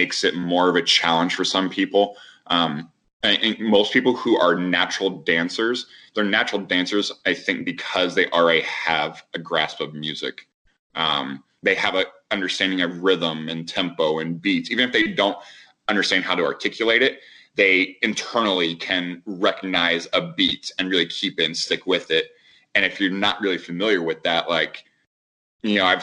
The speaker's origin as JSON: {"language": "English", "town": "Indianapolis", "region": "Indiana", "country": "United States", "tie": "born or raised there", "said": "I was born and raised in Indy."}